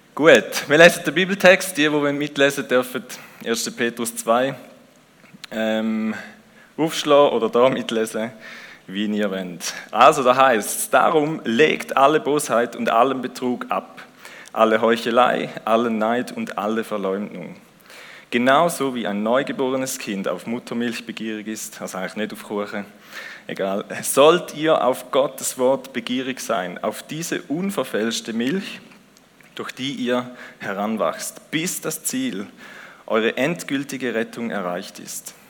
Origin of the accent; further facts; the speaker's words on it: Switzerland; Wir sind auch Schweizer